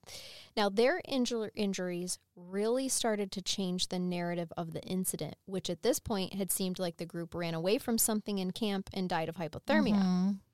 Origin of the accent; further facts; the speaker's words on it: Nebraska, United States; I was born in Nebraska.